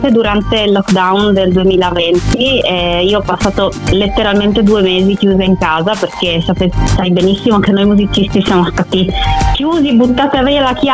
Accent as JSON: {"language": "Italian", "region": "Friuli-Venezia Giulia", "country": "Italy", "said": "io sono una musicista, vengo dal Friuli Venezia Giulia e ho iniziato a, ad avvicinarmi alla musica molto piccola"}